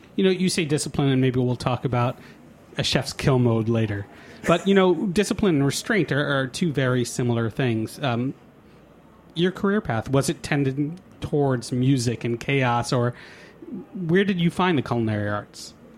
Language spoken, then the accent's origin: English; New York, United States; also born or lived in Boston; I'm a New Yorker